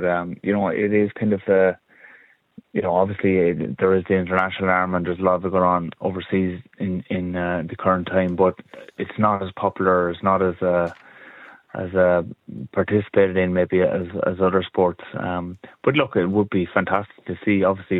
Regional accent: Kilkenny, Leinster, Ireland; as an Irish person, a proud Kilkenny man

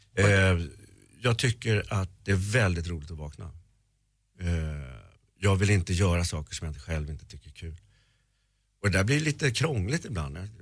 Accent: Sweden; jag var svensk

